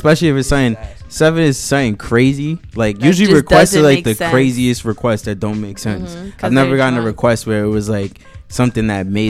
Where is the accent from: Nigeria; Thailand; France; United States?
United States; New York; I'm from the Bronx.